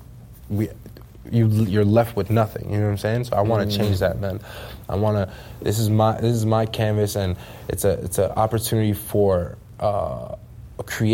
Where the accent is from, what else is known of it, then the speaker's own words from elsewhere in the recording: Jersey City, New Jersey, United States; I was born and raised in Jersey City